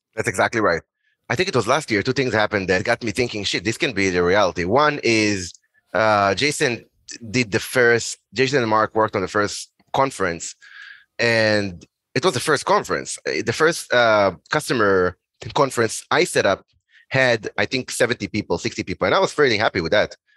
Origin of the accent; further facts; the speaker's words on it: Israel; moved away as an adult; also born or lived in Boston, United States; originally I'm from Israel.